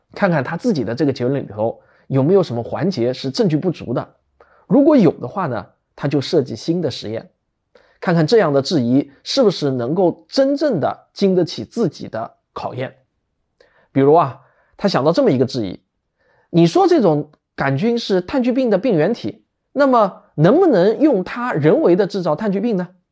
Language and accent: Chinese; China; 我们中国人